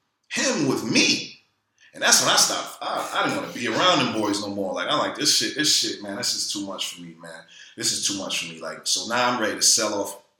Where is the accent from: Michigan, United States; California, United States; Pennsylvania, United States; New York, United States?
New York, United States; New York City; I'm from Brooklyn